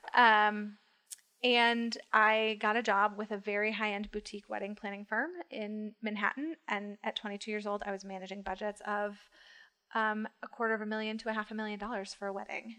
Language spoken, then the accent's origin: English; Rochester, New York, United States; moved away as an adult; also born or lived in Washington, D.C.; now in New York City, United States; I'm from Rochester, Western